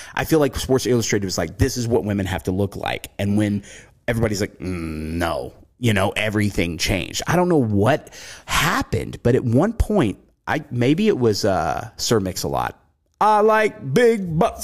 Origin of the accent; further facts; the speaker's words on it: the South, United States; accent: southern; moved away; growing up in the South